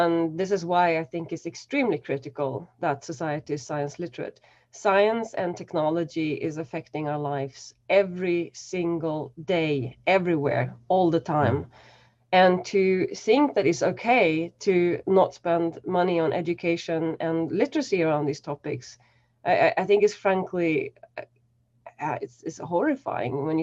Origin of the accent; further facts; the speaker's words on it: central Sweden, Sweden; now in Berlin, Germany; I grew up in a really small, pardon my French, but shitty, still working town in sort of mid Sweden